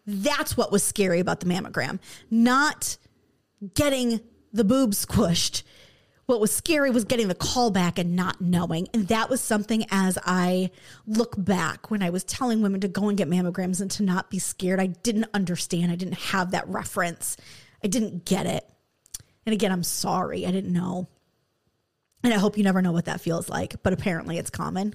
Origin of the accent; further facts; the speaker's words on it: Michigan, United States; moved away; I grew up in Michigan